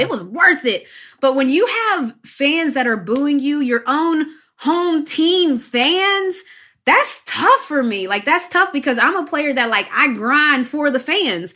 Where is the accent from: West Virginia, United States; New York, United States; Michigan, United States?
West Virginia, United States; moved away as an adult; I grew up in West Virginia